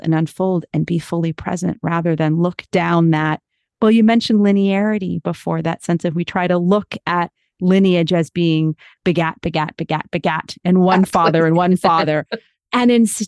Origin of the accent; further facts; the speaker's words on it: United States; as an American